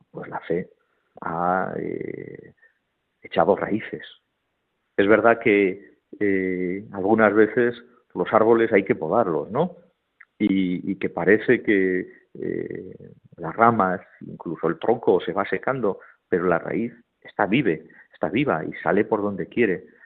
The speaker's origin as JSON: {"language": "Spanish", "country": "Spain"}